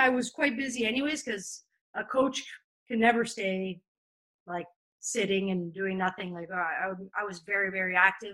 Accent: Montreal, Quebec, Canada; moved away as an adult; now in France; I come from Montreal, where there's a huge Italian and Portuguese community

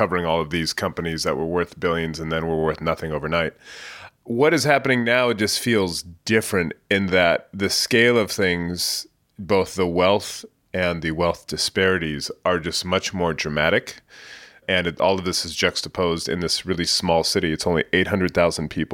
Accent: San Jose, California, United States; moved away as an adult; also born or lived in London; now in San Francisco, United States; I grew up in the Bay Area in San Jose, not far from here

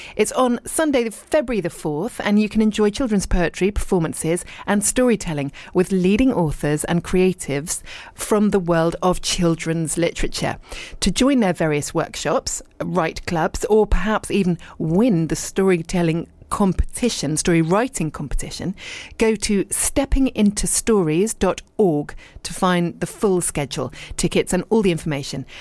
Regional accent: Dorset, South West England, United Kingdom; also born or lived in Richmond, London / London / abroad; now in East Sheen, London, United Kingdom; I was born in Richmond. And in fact, I was born a couple of streets from where I live now. Uh, but then I was brought up in Dorset

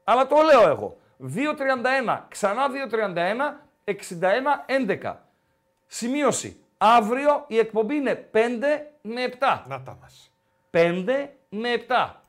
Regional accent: Kastoria, Western Macedonia, Greece; now in Thessaloniki, Greece; Όχι, από εκεί είμαι, από Καστοριά παίρνω.

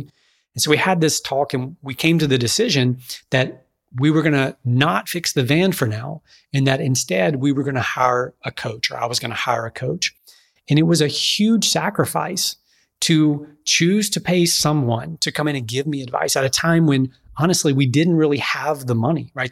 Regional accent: Pineville, Louisiana, United States; I grew up in Alexandria, uh, Louisiana area, actually across the river in a town called Pineville

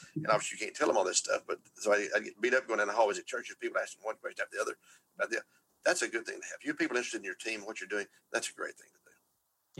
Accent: Texas, United States; I'm from Texas

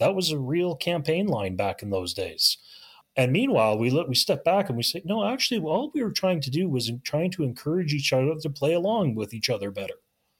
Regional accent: Canada; I've drawn it back to actually my own history as a Canadian.

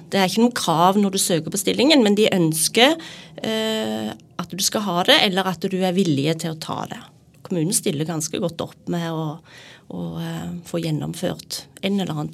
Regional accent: Rogaland, Norway; now in Sandefjord, Norway; Når jeg flytta til Sandefjord så, fra Jæren

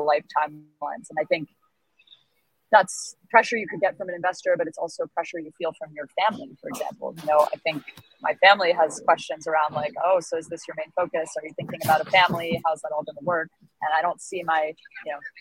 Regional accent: United States; I'm white and American

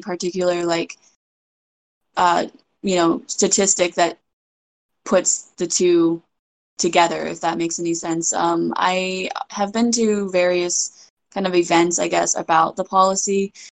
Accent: United States; also born or lived in China; my experience being raised in America

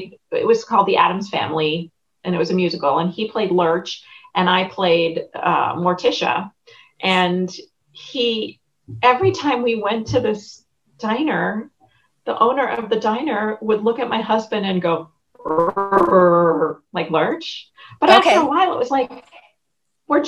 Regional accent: New York, United States; moved away; also born or lived in Connecticut; I grew up in New York and then we moved to a small town in Connecticut

